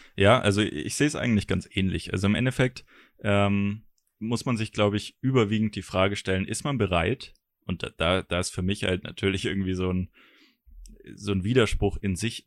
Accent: Germany; als Deutscher

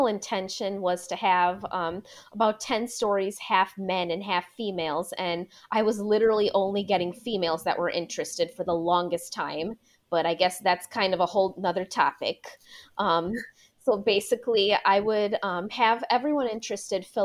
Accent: Milwaukee, Wisconsin, United States; born or raised there

